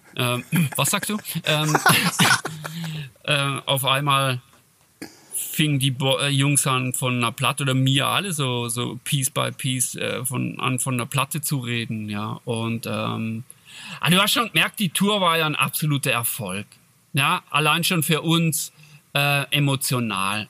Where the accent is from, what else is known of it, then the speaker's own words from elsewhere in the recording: Switzerland; accent: Swiss German; bei uns in Schweizerdeutsch